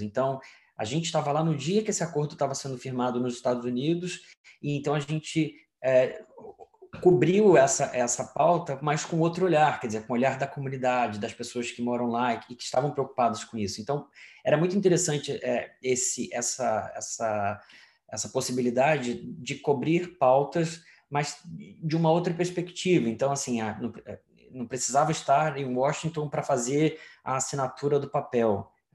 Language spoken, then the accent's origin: Portuguese; Brazil; moved away as an adult; also born or lived in Europe; como brasileiros ou como latino-americanos